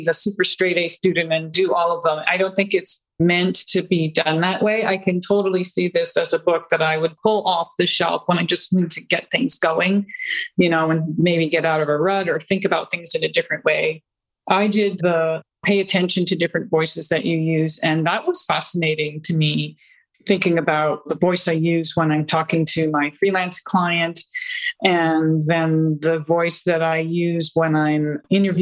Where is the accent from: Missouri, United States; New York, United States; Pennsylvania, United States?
Pennsylvania, United States; my area where I grew up in Pennsylvania